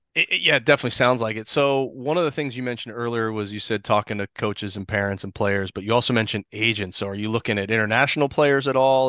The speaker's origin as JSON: {"language": "English", "town": "Columbus", "region": "Ohio", "country": "United States", "tie": "born or raised there", "also_born_or_lived": "Washington, D.C.", "moved": "as an adult", "lives_now": "Florida, United States", "said": "grew up in Columbus"}